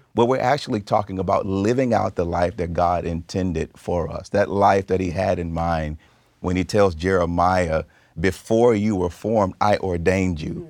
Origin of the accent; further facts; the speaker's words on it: the South, United States; I grew up in the South